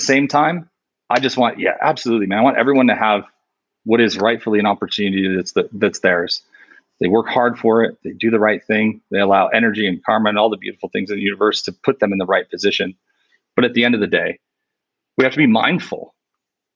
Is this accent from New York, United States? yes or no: yes; New York, United States; I'm from New York